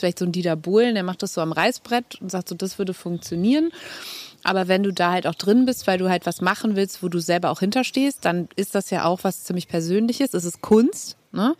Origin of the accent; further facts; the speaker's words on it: Cologne, North Rhine-Westphalia, Germany; accent: Kölsch; first language Kölsch; weil das halt meine Sprache ist, meine Muttersprache